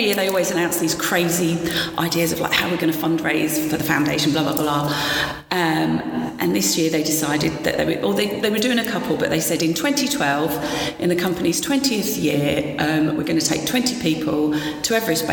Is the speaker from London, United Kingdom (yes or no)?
yes; Romford, London, United Kingdom; accent: Essex; also born or lived in Newcastle; I was born in Newcastle. {S0} Okay. {S3} You can't tell from the accent. But then mum and dad moved down to Romford when I was 18 months old. {S0} Okay. {S3} Hence the Essex accent.